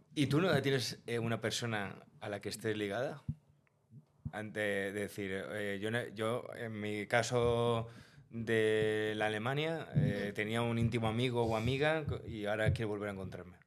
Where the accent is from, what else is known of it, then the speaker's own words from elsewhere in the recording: Spain; Siendo español